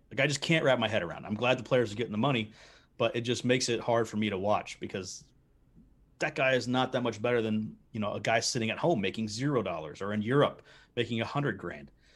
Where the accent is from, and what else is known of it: United States